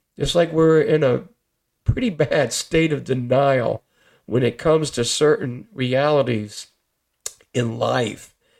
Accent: Bridgeport, Connecticut, United States; growing up in Bridgeport doing the thug life, the gang life

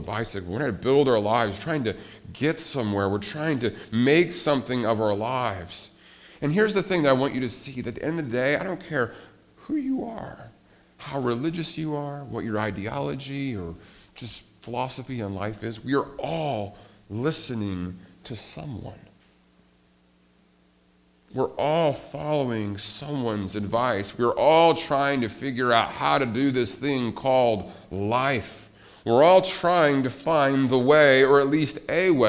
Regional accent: Montana, United States; I grew up in Montana

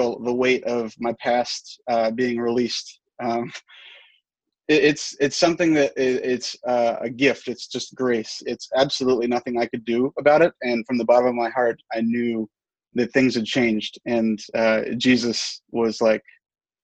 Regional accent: Charleston, United States; moved away; My mother and father were large contributors to the church in my hometown back in Charleston

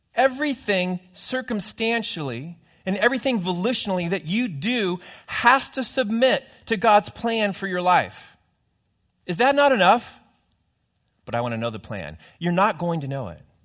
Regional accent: California, United States; I grew up in California.

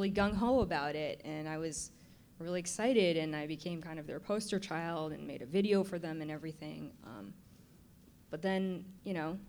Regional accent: San Francisco, California, United States; as a kid growing up in San Francisco

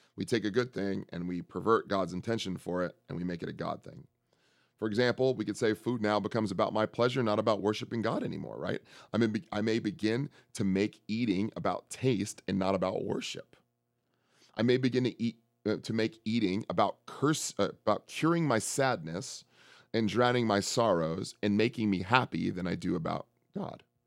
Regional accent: San Francisco, California, United States; I'm from San Francisco

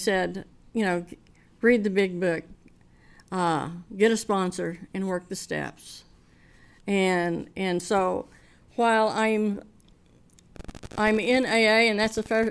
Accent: Oklahoma, United States; I was from Oklahoma

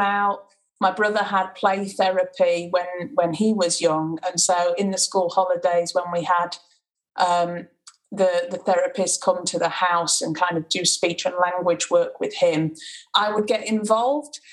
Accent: Sheffield, Yorkshire and the Humber, United Kingdom; also born or lived in Macclesfield, England; I was born in Macclesfield in in the UK and moved to Sheffield when I was about four. So my whole life, I've pretty much been in Sheffield.

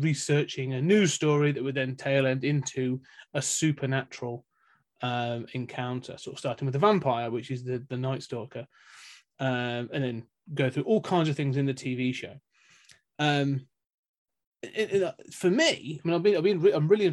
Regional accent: United Kingdom; I'm sat here as a Brit

